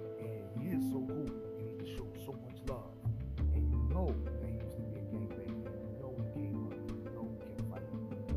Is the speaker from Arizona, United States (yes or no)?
no; New York City, New York, United States; I'm from Harlem